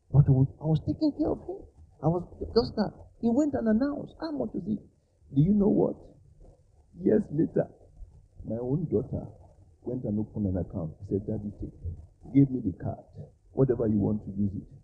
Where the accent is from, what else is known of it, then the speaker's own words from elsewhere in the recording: Nigeria; moved away; I was born in Nigeria